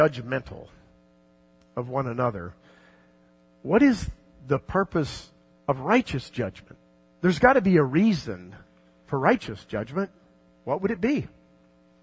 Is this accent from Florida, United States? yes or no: yes; South Florida, United States; when I was a kid growing up in South Florida